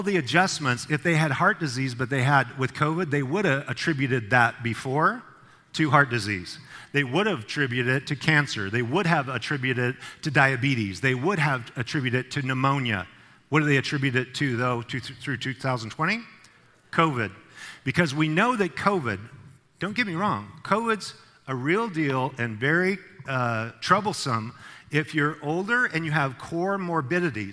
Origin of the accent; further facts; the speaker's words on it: Idaho, United States; moved away as an adult; now in California, United States; I'm from Idaho. When I was coming to California, all the taillights were going to Idaho, right, where I'm from